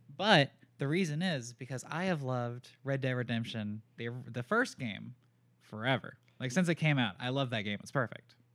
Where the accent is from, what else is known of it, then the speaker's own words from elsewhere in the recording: Raleigh, North Carolina, United States; I am from Raleigh, North Carolina